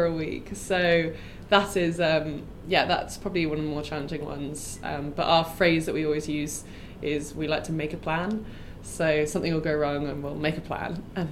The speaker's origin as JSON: {"language": "English", "region": "England", "country": "United Kingdom", "moved": "as an adult", "lives_now": "Mozambique", "said": "I'm from England"}